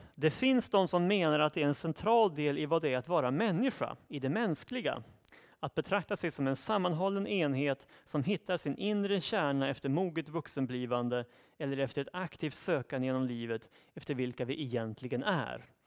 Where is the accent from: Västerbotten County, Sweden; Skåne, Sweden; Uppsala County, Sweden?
Uppsala County, Sweden; Uppsala; i min hemstad Uppsala